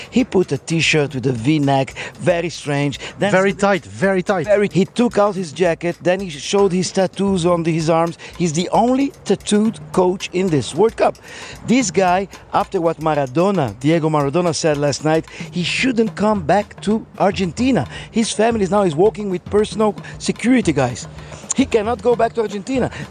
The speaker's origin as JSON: {"language": "English", "country": "Russia", "said": "I'm from Russia, but I love Brazil"}